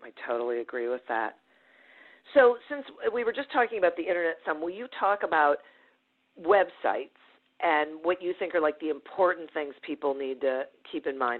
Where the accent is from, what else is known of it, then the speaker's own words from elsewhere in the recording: Detroit, Michigan, United States; Mostly in suburban Detroit.